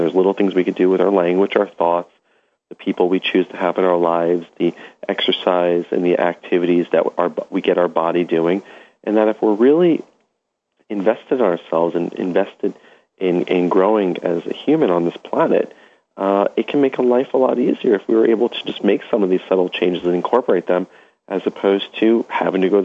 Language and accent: English; New York City, New York, United States; growing up in Brooklyn